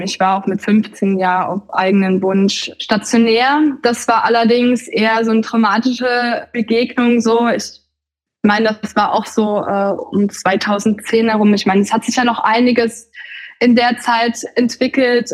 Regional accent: the former GDR, East Germany, Germany; ich komme ja aus dem Gebiet der ehemaligen DDR

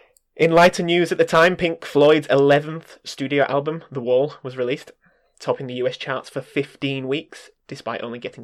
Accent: United Kingdom; We said we have to sort of know it because we're British, but do we like it?

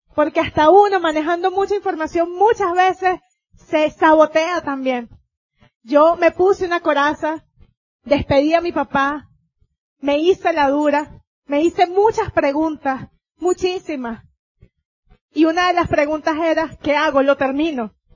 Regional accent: Venezuela; vengo yo de Venezuela

